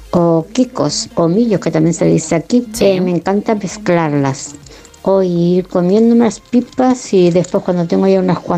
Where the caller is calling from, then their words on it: Las Palmas de Gran Canaria, Canary Islands, Spain; Hola, buenas noches chicas … de Las Palmas de Gran Canaria.